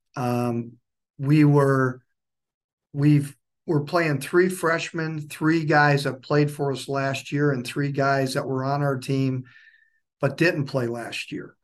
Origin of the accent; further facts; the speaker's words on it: Waupaca, Wisconsin, United States; moved away as an adult; also born or lived in Illinois / Indiana / Minnesota; now in Dayton, Tennessee, United States; I grew up in Wisconsin, close to a town called Wapaka, Wisconsin